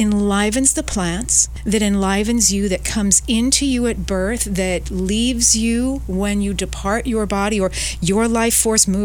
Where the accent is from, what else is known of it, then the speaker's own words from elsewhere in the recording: New York City, New York, United States; moved away as an adult; now in London, United Kingdom; I'm from New York City originally, and for the last 23 years, I've been living in London, England